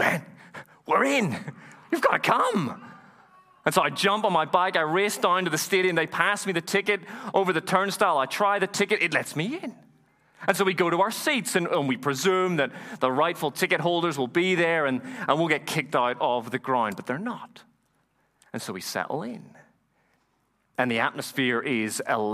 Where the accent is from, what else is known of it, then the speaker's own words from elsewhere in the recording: Ireland; moved away; also born or lived in Dublin; Have I ever told you that I'm from Ireland? Did you know that? I am. I sound a little funny.